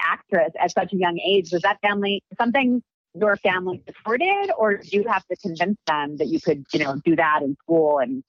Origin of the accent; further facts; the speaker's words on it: Evanston, Illinois, United States; I grew up in Evanston, Illinois